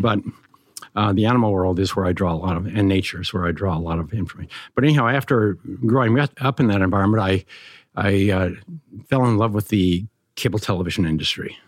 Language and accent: English; Montana, United States; I grew up in Montana